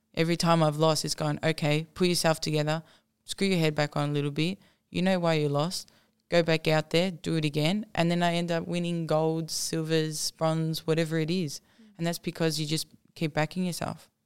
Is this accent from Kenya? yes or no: no; Australia